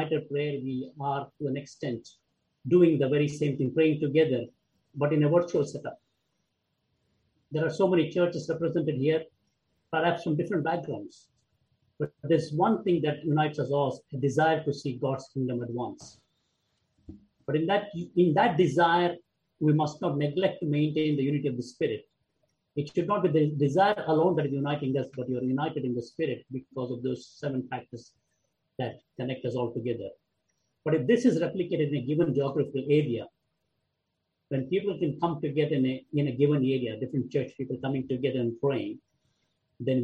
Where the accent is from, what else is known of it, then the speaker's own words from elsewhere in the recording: India; I come from India